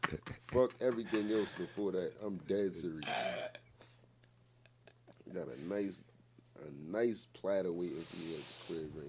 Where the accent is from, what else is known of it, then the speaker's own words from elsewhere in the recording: New York City, New York, United States; First and foremost, like I'm from Courtlandt Ave. Like I'm from the Bronx, New York.